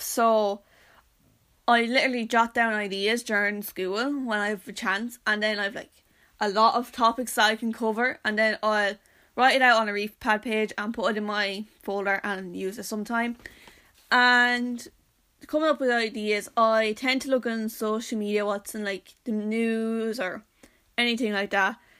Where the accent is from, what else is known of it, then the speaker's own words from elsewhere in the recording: County Wexford, Leinster, Ireland; I'm from Wexford